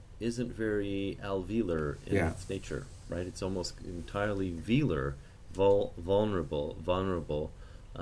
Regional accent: Canada; I'm Canadian

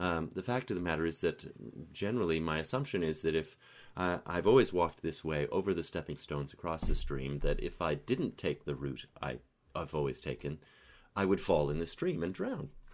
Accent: Canada; growing up in Canada

